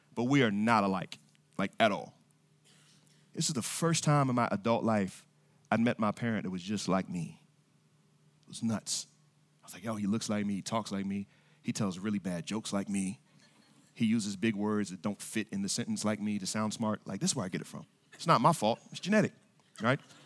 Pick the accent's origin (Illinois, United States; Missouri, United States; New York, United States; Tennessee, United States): Missouri, United States; Kansas City; now in Norfolk, Virginia, United States; I was born in Kansas City, Missouri